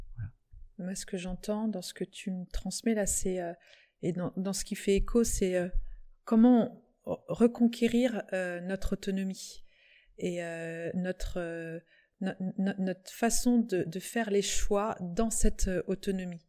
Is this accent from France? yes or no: yes; Plouër-sur-Rance, Brittany, France; je suis de Plouer, je suis partie, je suis revenue